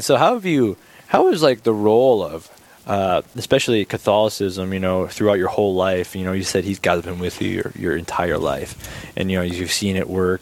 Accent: Bismarck, North Dakota, United States; now in Aberdeen, United States; Originally from Bismarck, North Dakota

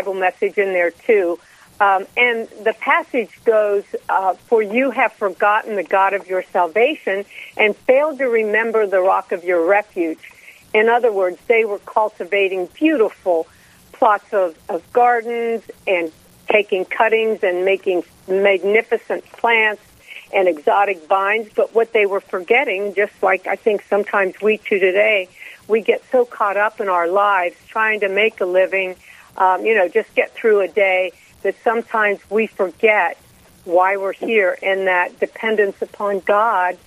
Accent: Cincinnati, Ohio, United States; I grew up here in Cincinnati in a big Lebanese family, Catholic family

